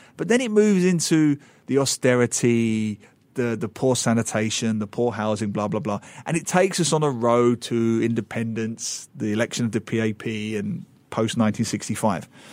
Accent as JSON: {"language": "English", "town": "Dagenham", "region": "London", "country": "United Kingdom", "tie": "born or raised there", "also_born_or_lived": "Geelong, Australia / Singapore", "moved": "yes", "said": "I grew up in Dagenham"}